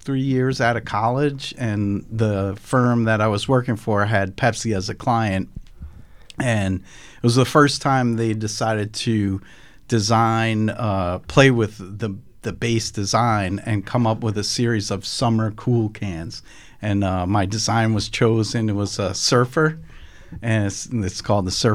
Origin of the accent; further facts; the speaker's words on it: New Fairfield, Connecticut, United States; also born or lived in Syracuse / New York City / Danbury; I actually grew up right next door in New Fairfield.